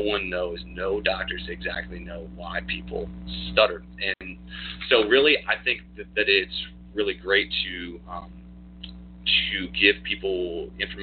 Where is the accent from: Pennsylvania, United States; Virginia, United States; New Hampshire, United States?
Virginia, United States; Newport News; I was born here in Newport News, Virginia, at Riverside, and so was my wife. We were actually born 11 days apart and didn't even know it back in 1983. Born here, raised here